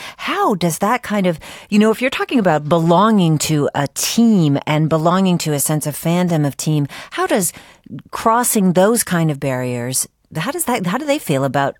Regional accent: New England, United States; I grew up in New England

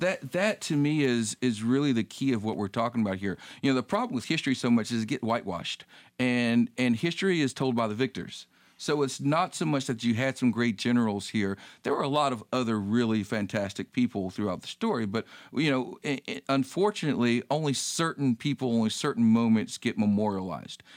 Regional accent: North Carolina, United States; I grew up in North Carolina, but my grandparents, a lot of my family is, is from the Atlanta area

